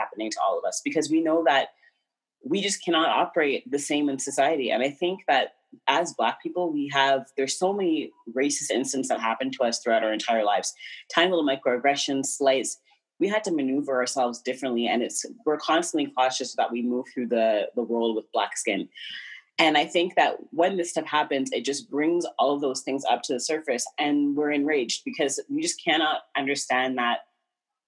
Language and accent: English; Ottawa, Ontario, Canada; I was born and raised in Ottawa, Ontario